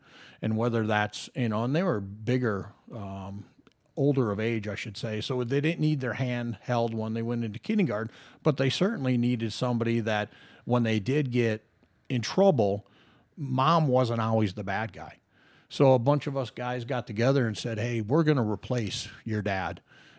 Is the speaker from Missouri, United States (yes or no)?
no; Las Vegas, Nevada, United States; But being blessed growing up in Las Vegas, as the community grew, so did our contracts